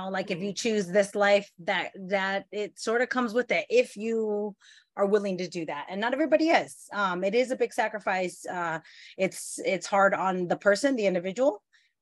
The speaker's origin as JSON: {"language": "English", "town": "Simi Valley", "region": "California", "country": "United States", "tie": "born or raised there", "also_born_or_lived": "Maryland", "moved": "as an adult", "lives_now": "Pittsburgh, United States", "said": "I actually was born and raised in Ventura, California, Ventura County, California, actually Simi Valley, California."}